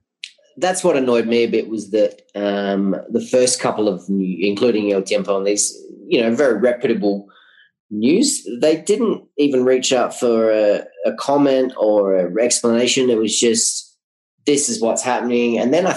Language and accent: English; Australia; now in Colombia; Yes, I'm foreigner. Yes, I'm an Australian.